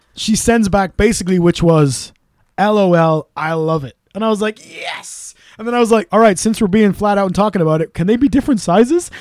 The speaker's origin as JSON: {"language": "English", "region": "Wales", "country": "United Kingdom", "said": "We're Welsh."}